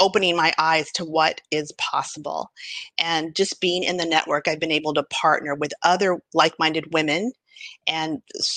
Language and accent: English; El Paso, Texas, United States; now in New York City, United States; I am from my hometown, El Paso, Texas